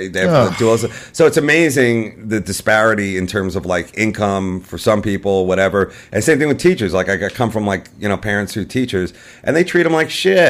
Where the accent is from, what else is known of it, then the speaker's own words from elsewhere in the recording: United States; we're American